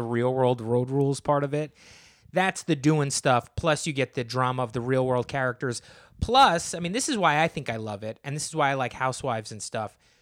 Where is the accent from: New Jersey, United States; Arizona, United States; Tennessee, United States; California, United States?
New Jersey, United States; I'm from New Jersey